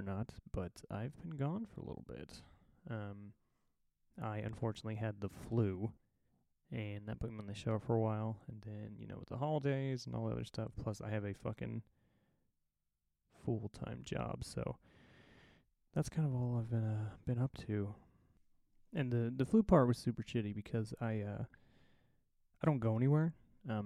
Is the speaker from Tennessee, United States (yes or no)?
no; Indiana, United States; moved away as an adult; I'm from Indiana originally, as most of you know, and I don't really get home a lot these days.